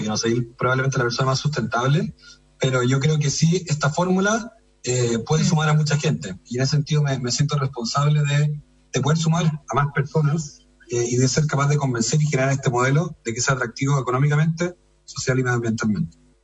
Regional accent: Chile; como chilenos y chilenas

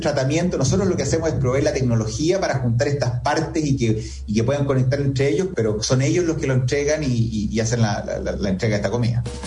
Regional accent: Chile; soy chileno

